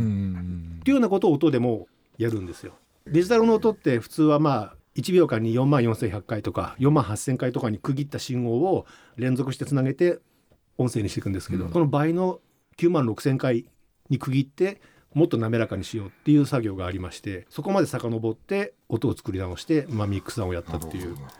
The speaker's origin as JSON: {"language": "Japanese", "region": "Shizuoka", "country": "Japan", "tie": "born or raised there", "said": "生まれは静岡市ですね"}